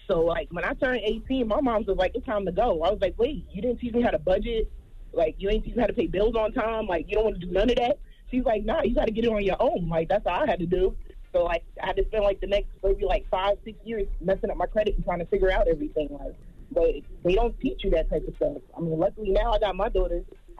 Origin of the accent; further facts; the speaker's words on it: New York, United States; now in North Carolina, United States; It's …, straight out of North Carolina, but I'm from New York.